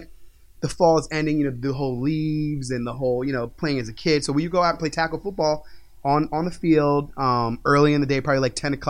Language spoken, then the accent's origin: English; Virginia, United States; also born or lived in New York; Oh, no, I grew up in Virginia. I was born in New York, but I grew up in Virginia